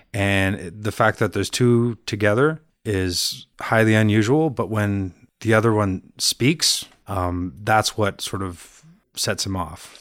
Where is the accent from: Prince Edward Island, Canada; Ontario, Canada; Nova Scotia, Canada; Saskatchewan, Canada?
Ontario, Canada; Brampton; also born or lived in Montreal / Toronto; now in Pickering, Canada; Started in Montreal and then moved to Brampton